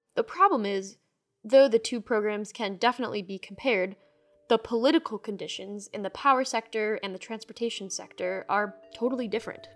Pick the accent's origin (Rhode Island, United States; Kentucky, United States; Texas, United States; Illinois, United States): Rhode Island, United States; My home state, Rhode Island